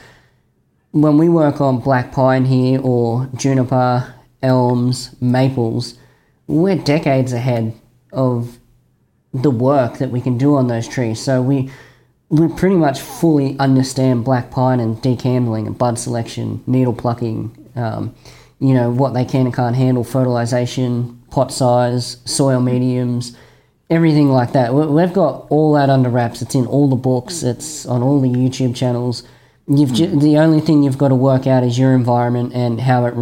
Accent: Australia

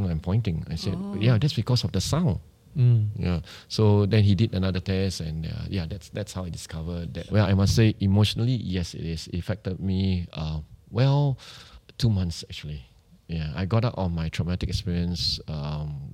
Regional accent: Singapore; We are still being a Singaporean, we still have the shyness

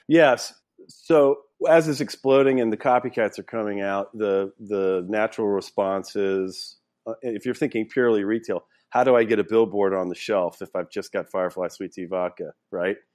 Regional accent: Louisiana, United States; I grew up in Louisiana.

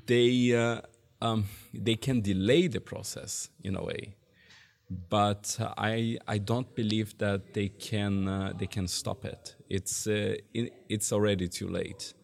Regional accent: Brazil; moved away as an adult; now in Germany; I'm from Brazil, and, uh, I came to Germany eight years ago

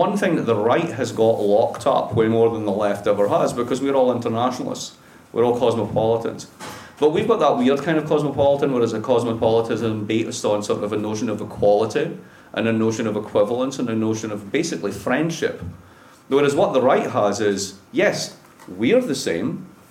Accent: Dundee, Scotland, United Kingdom; moved away as an adult; also born or lived in Boston, United States; now in Providence, United States

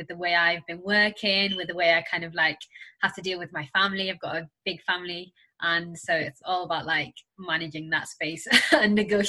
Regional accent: Senegal; now in United Kingdom; I was a refugee when I arrived in the UK. So I came from Senegal.

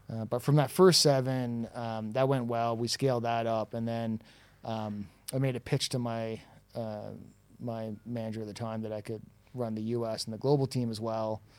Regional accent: Toronto, Ontario, Canada; accent: Toronto; moved away as an adult; now in Dublin, Ireland; my accent is from Toronto

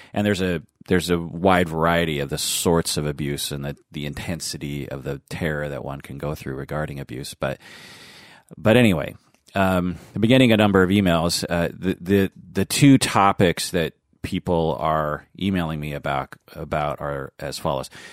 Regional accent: Seattle, Washington, United States; accent: American, Seattle accented English; I speak American, Seattle accented English

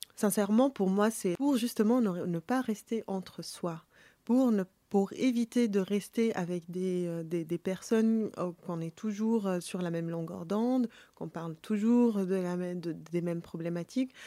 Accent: Tunis, Tunis Governorate, Tunisia; je suis née à Tunis

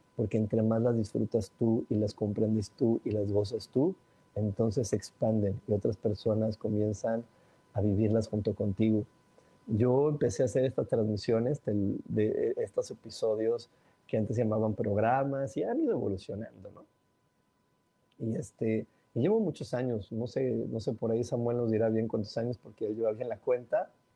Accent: Mexico; soy mexicano

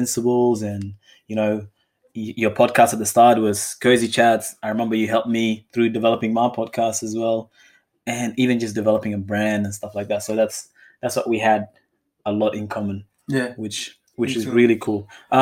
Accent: Perth, Western Australia, Australia; some of my friends that I grew up with in Perth

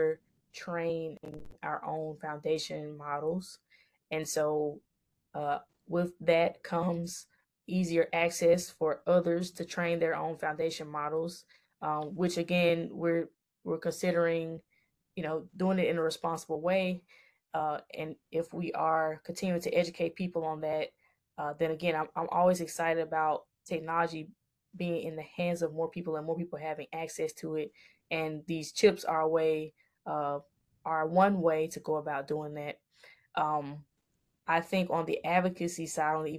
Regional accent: Jackson, Mississippi, United States; moved away; I actually have a nonprofit back in my hometown of Jackson, Mississippi

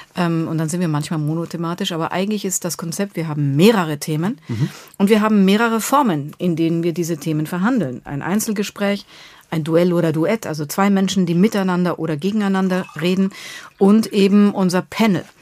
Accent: Bavaria, Germany; also born or lived in Munich; now in Berlin, Germany; Ich komme aus Bayern.

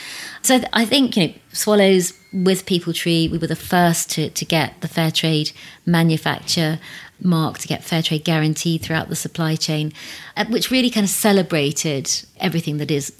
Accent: South East England, United Kingdom; growing up in Berkshire, there were only two families that were of colour. So I kind of grew up.

